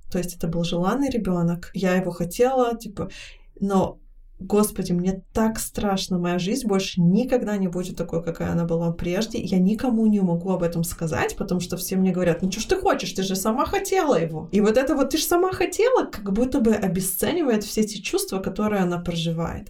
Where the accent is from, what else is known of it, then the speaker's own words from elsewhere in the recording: Israel; я выросла в Израиле